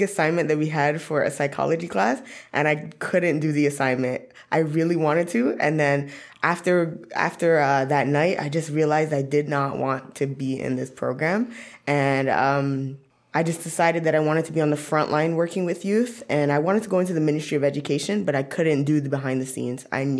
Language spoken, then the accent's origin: English; Scarborough, Ontario, Canada; born there; now in Ottawa, Canada; I was born in Scarborough, but here I am 5 years later in Ottawa.